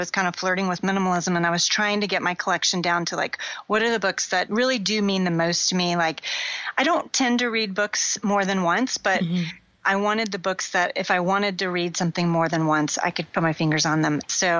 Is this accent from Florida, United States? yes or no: yes; Florida, United States; now in Houston, United States; because I grew up in Florida